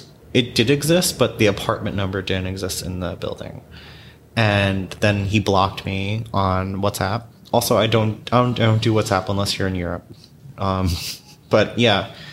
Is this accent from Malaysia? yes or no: no; New York City, New York, United States; I grew up in New York